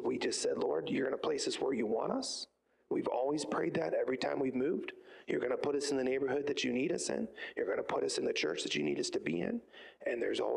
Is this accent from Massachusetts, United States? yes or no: no; Youngstown, Ohio, United States; also born or lived in Boardman, Ohio / Poland, Ohio / Struthers, Ohio; I was born and raised in the Youngstown area